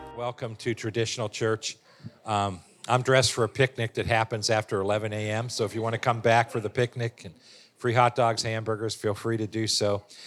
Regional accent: Warren, Ohio, United States; born and raised in Warren, Ohio

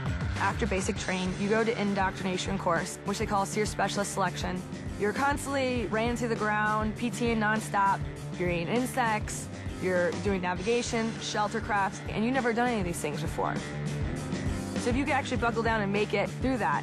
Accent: St. Louis, Missouri, United States; I grew up in St. Louis, grew up a little bit outdoorsy

